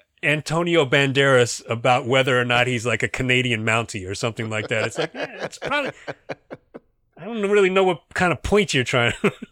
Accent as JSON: {"language": "English", "country": "Singapore", "said": "Yeah, I'm from Singapore. I don't know anything about you guys."}